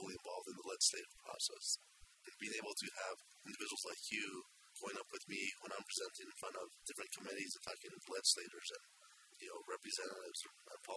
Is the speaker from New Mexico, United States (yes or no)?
yes; Taos, New Mexico, United States; I'm a native New Mexican, born and raised in Taos, New Mexico